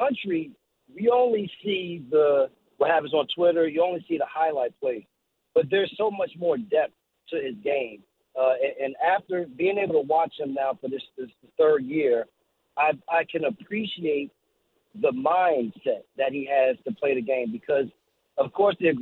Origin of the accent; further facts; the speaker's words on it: East Orange, New Jersey, United States; growing up in East Orange and then going to Seton Hall Prep